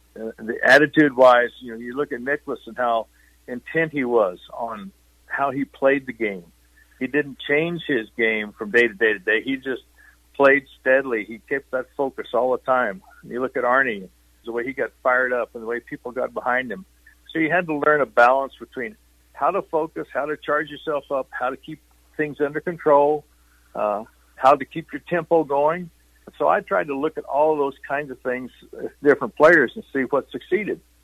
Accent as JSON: {"language": "English", "region": "southeast Kansas", "country": "United States", "tie": "born or raised there", "also_born_or_lived": "Missouri / Oklahoma / Boulder, Colorado", "moved": "yes", "said": "I, I really was raised in Kansas, although Missouri line was not far away, and the Oklahoma line was one of the same. It was kind of that little small area in southeast Kansas."}